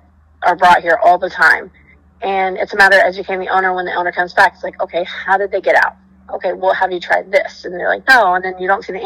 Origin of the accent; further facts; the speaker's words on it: Texas, United States; now in Wellington, United States; I grew up in Texas around horses